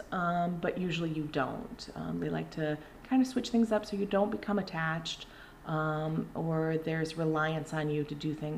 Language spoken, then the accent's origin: English; West Hartford, Connecticut, United States; I was born in Hartford, raised in West Hartford